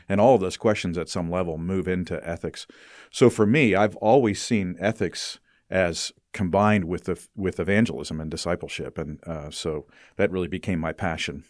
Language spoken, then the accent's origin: English; United States; I as an American grow up with the perspective of whatever works is okay